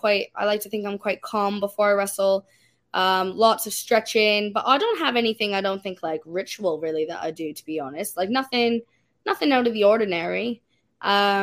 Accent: Canada; as a Canadian wrestler

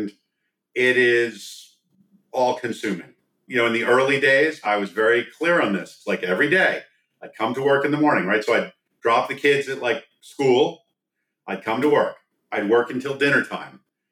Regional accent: East Coast, United States; moved away as an adult; now in Silicon Valley, United States; I grew up on the East Coast

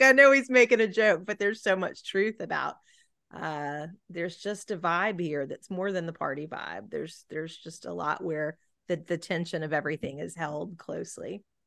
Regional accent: Gulf Coast, United States; I'm certainly not from an island, I grew up on the Gulf Coast

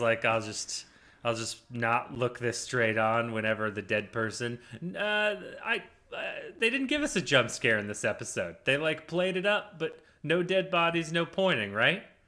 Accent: United States; I'm an American

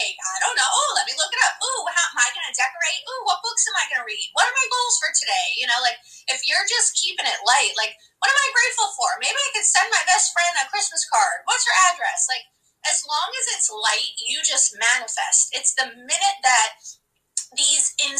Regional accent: New York City, New York, United States; I am where I grew up in Brooklyn. I am half Puerto Rican, half Hungarian.

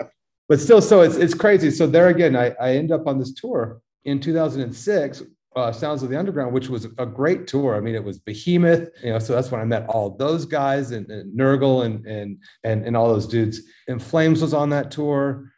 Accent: Denver, Colorado, United States; I grew up in Denver doing, you know, working for a metal promoter

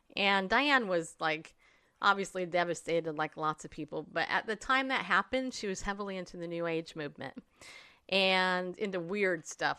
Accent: California, United States; I grew up in California.

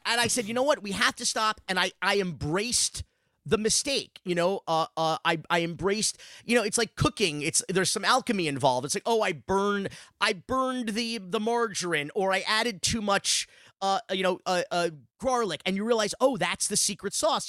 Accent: Miami, Florida, United States; growing up in Miami in the, in the nineteen eighties

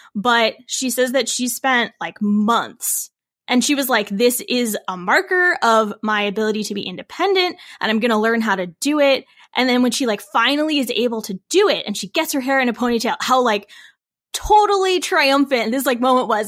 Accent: Illinois, United States; I'm from Illinois pretty much

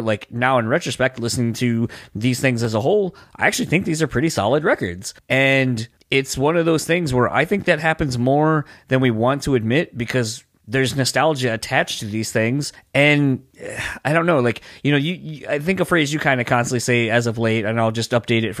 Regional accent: East Coast, United States; Philly was only a couple, like an hour or so away.

